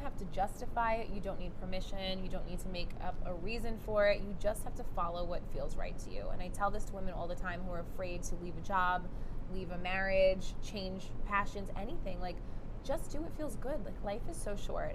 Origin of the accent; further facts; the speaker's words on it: New York City, New York, United States; moved away; I grew up in Brooklyn